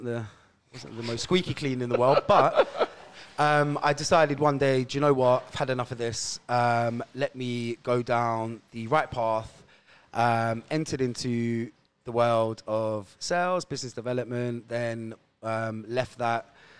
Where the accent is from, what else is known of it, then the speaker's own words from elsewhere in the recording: Roehampton, London, United Kingdom; So, it started in a jolly place called Roehampton, the second largest council estate in the UK.